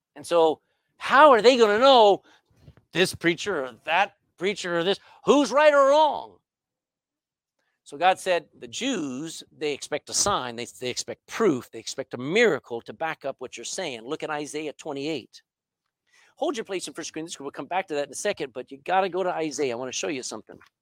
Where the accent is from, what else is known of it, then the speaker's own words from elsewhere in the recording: Texas, United States; accent: Texan English; first language English; My mother tongue is English. All right, but not England English. It's Texan English